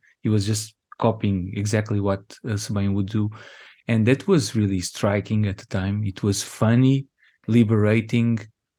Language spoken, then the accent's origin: English; Angola; And that's like a very important piece of information about ourselves, people growing up in Angola, but also ourselves as humans.